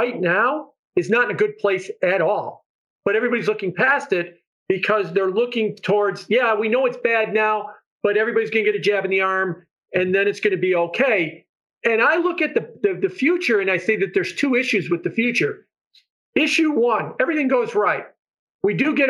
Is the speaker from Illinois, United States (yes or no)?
yes; Chicago, Illinois, United States; moved away; I'm from Chicago